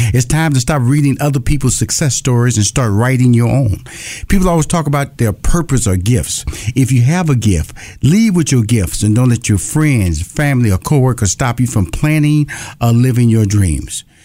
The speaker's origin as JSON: {"language": "English", "town": "Houston", "region": "Texas", "country": "United States", "tie": "born or raised there", "also_born_or_lived": "Los Angeles, California", "moved": "yes"}